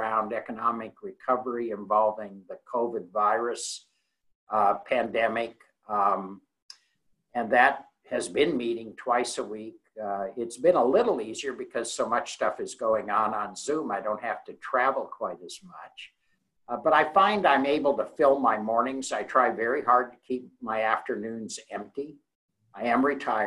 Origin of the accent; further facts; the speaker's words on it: Spokane Valley, Washington, United States; moved away as an adult; now in Salem, United States; I'm originally from the Spokane Valley up in eastern Washington. Graduated from high school up there